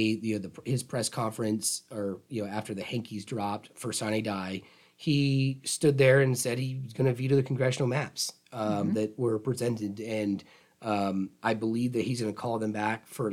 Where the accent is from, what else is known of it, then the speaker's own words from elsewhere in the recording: Tallahassee, Florida, United States; I'm from Tallahassee, a Childs grad, and my dad was the Leon County attorney here, so which kind of kept me in town